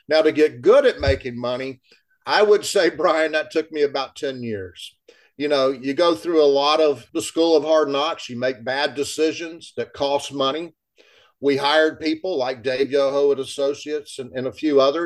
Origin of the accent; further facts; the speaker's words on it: Ocala, Florida, United States; I'm born and raised in Ocala